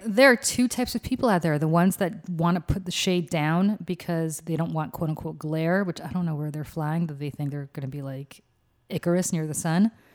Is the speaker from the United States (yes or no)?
no; Russia; moved away; I'm from Russia